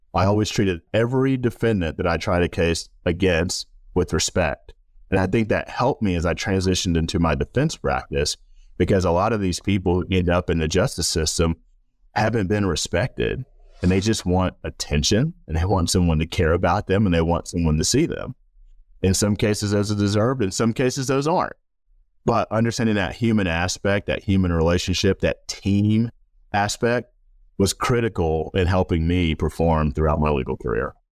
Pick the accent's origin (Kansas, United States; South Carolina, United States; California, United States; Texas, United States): South Carolina, United States; Rock Hill; I grew up in Rock Hill, South Carolina, known as the Thrill, sometimes Football City, U S